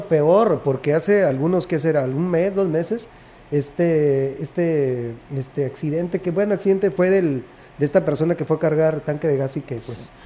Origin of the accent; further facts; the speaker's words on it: Mexico; como buen mexicano